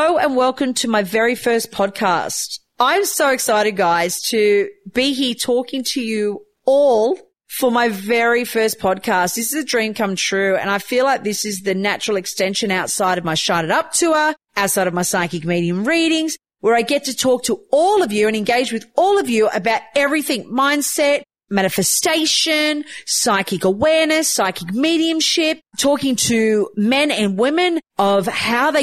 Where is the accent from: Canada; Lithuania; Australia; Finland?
Australia; Newcastle, New South Wales; also born or lived in Croatia; I grew up in Newcastle, New South Wales. I was born in Croatia.